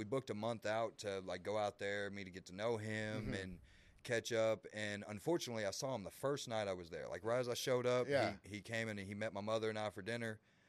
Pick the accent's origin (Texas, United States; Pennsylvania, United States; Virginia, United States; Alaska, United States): Texas, United States; Waco; also born or lived in McGregor, Texas; I was born and raised here in Waco, Texas.